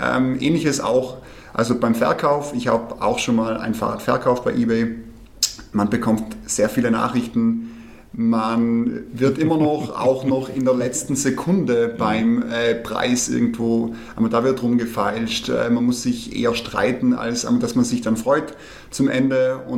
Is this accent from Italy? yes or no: yes; Trentino-Alto Adige, Italy; now in Munich, Germany; ich komme ursprünglich aus Südtirol, äh, lebe allerdings seit fünf Jahren jetzt in München